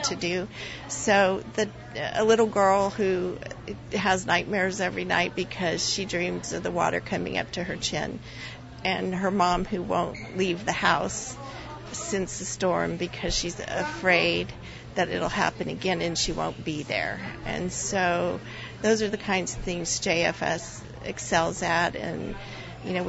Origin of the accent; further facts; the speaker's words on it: El Paso, Texas, United States; now in Houston, United States; I'm from El Paso.